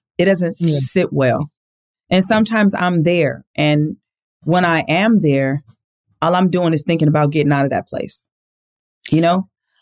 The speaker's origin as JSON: {"language": "English", "town": "Lynwood", "region": "California", "country": "United States", "tie": "born there", "said": "I grew up in a big family. I was born in Linwood, California, two parents who loved God and loved each other and loved us"}